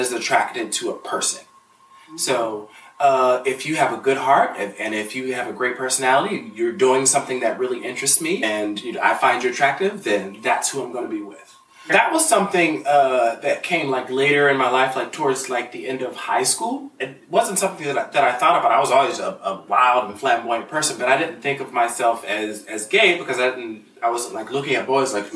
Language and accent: English; Pittsburgh, Pennsylvania, United States; moved away as an adult; now in Los Angeles, United States; I'm from Pittsburgh, Pennsylvania. Very blue collar